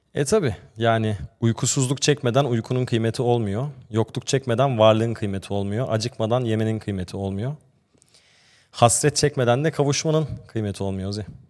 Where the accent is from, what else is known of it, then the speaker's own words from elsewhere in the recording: Austria; now in Turkey; Ben Avusturya'da doğdum ve büyüdüm